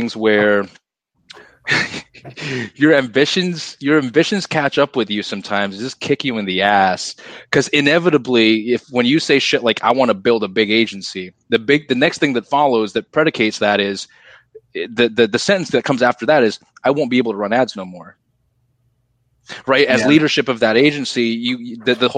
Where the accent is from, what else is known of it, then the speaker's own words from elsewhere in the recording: Singapore; I'm Singaporean, so in Singapore you have to serve your country.